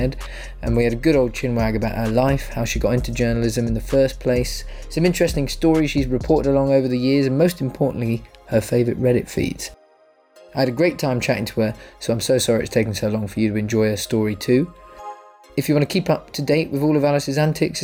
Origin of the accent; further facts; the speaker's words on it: England, United Kingdom; I'm a terrible Englishman